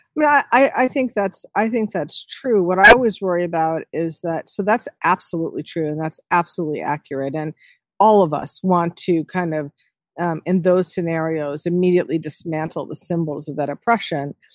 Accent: New York City, New York, United States; now in Connecticut, United States; I was born in New York City.

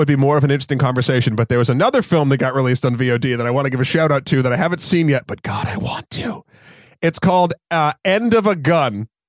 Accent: New Hampshire, United States; I'm from New Hampshire.

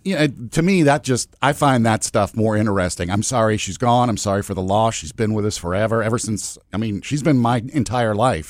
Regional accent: United States; as an American

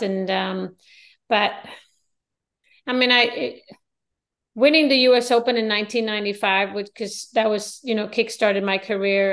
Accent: Sweden; I live in a small town. I'm from Sweden.

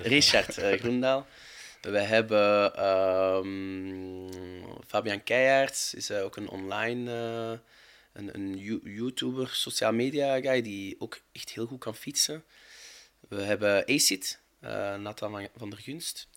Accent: Overijse, Flanders, Belgium; ik ben van Overijse

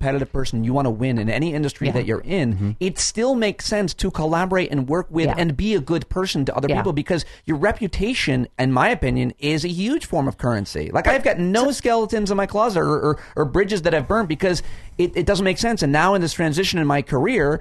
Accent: Syracuse, New York, United States; I grew up in upstate New York

